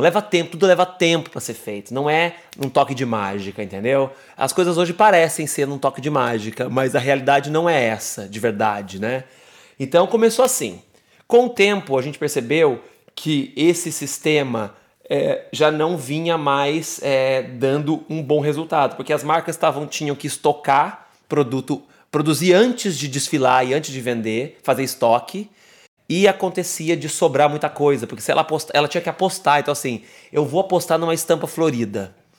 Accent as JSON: {"language": "Portuguese", "town": "Jacutinga", "region": "Minas Gerais", "country": "Brazil", "tie": "born or raised there", "moved": "as an adult", "lives_now": "São Paulo, Brazil", "said": "Eu sou mineiro, numa cidadezinha que se chama Jacutinga, de 17 mil habitantes no sul de Minas"}